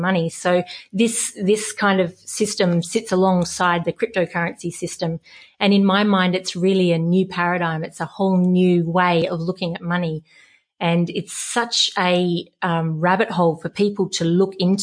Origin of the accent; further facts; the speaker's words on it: Western Australia, Australia; also born or lived in Melbourne / Hong Kong; a West Australian. I love the desert. So growing up here